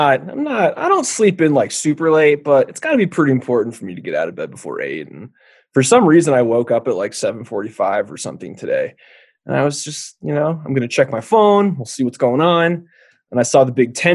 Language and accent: English; California, United States; moved away as an adult; now in Wyoming, United States; my home state of California